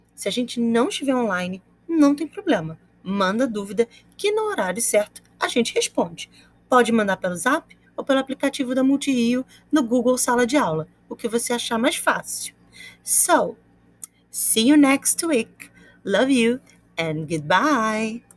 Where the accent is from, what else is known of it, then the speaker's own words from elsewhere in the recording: Rio de Janeiro, Brazil; I'm from Campo Grande, Rio de Janeiro, and I'm a teacher at Augusto Vasconcelos School